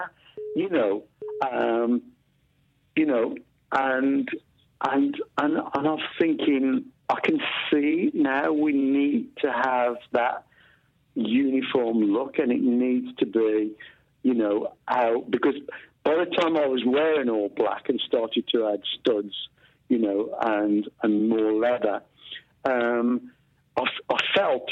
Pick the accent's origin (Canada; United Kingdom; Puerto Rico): United Kingdom; Walsall, West Midlands; where we grew up in a place called Walsall in the Black Country